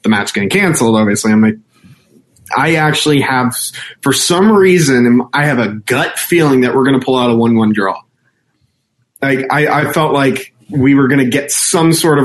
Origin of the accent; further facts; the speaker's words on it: United States; As American fans